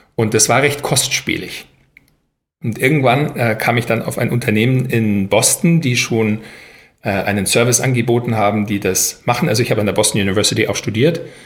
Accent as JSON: {"language": "German", "town": "Weilheim", "region": "Bavaria", "country": "Germany", "tie": "born or raised there", "also_born_or_lived": "United States / Paris / Berlin", "moved": "as an adult", "said": "Ich bin ja aufgewachsen in Weilheim in Oberbayern"}